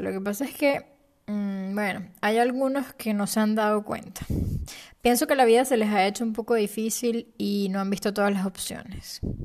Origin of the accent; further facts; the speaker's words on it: Venezuela; moved away as an adult; also born or lived in Panama City, Panama; Yo nací en Venezuela, y a los 24 años me mudé a la ciudad de Panamá.